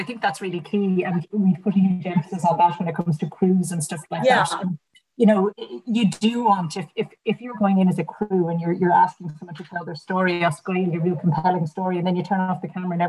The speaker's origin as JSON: {"language": "English", "town": "Dublin", "region": "Leinster", "country": "Ireland", "tie": "born or raised there", "also_born_or_lived": "United States / Galway", "said": "I'm a half Yank dub. I grew up in the States till I was 11 or 12, spoke no Irish."}